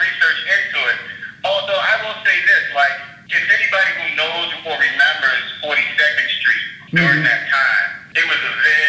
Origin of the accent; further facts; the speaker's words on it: Baltimore, Maryland, United States; also born or lived in New York City, United States / Los Angeles, United States; I was born in New York. I lived in New York until I was 7. Then I moved to Baltimore, and I lived in Baltimore until I was 17.